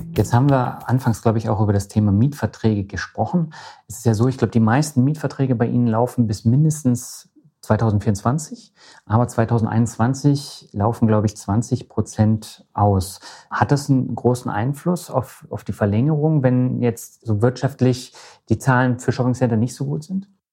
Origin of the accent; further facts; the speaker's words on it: Lübeck, Schleswig-Holstein, Germany; meiner Heimatstadt Lübeck